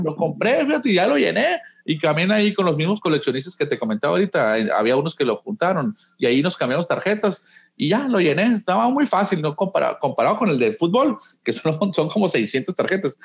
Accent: Nogales, Sonora, Mexico; now in Hermosillo, Mexico; yo nací en Hermosillo, pero crecí en Nogales, desde los ocho años me fui a vivir para allá

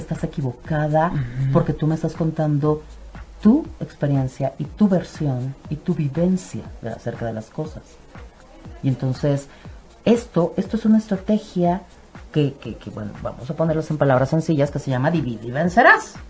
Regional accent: Mexico; nosotros como cultura mexicana

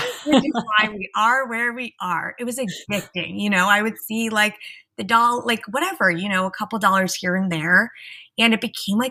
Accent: East Coast, United States; You know, I grew up on the East Coast. I went to sleepaway camp. I moved to LA. I went to USC.

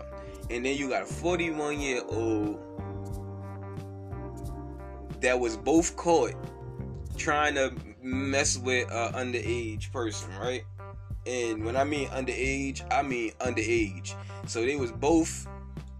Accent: New York, United States; I'm from New York.

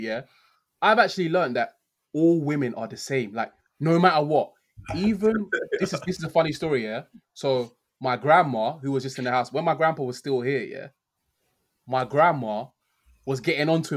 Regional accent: Nigeria; as a Christian, as a Nigerian

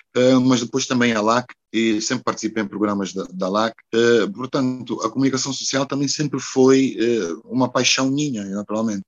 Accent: Porto, Norte, Portugal; moved away as an adult; also born or lived in Brazil; now in Luanda, Angola; foi onde eu nasci, naturalmente, que é Luanda. Mas depois de Luanda, o sítio mais importante é realmente o Porto

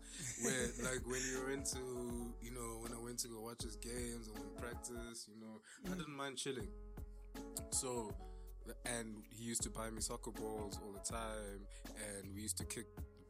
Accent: South Africa; we are South Africans, you know, too young.

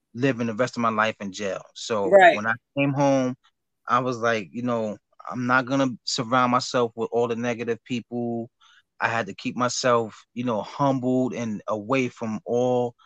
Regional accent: New York City, New York, United States; also born or lived in Brooklyn, New York; I grew up in Jamaica, Queens. I was born and raised in Queens

